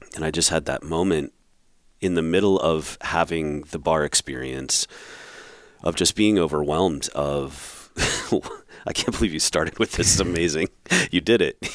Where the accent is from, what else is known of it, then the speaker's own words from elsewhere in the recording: Rhode Island, United States; moved away; I grew up in Rhode Island